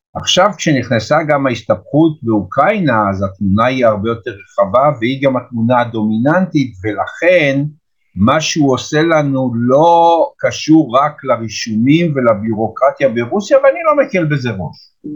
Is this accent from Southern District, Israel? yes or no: no; Petah Tikva, Central District, Israel; also born or lived in Jerusalem; אני גדלתי בפועל פתח תקווה, אבל משום שאחר כך עברתי לירושלים